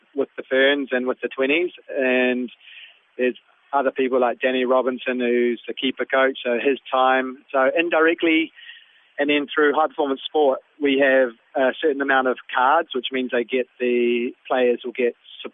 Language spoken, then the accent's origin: English; New Zealand; my nationality, being a New Zealander